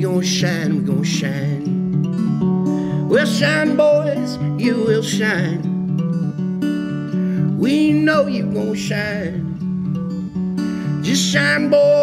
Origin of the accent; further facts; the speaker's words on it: Oakdale, California, United States; I come from Oakdale, California, in the Central Northern Valley